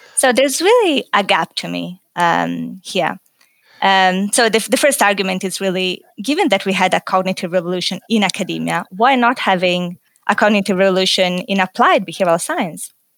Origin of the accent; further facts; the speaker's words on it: Italy; moved away as an adult; also born or lived in Paris, France / United Kingdom; now in Australia; So, originally, I'm, I'm from Italy